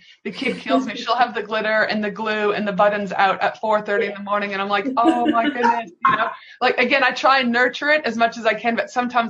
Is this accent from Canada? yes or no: yes; Canada; I'm from Canada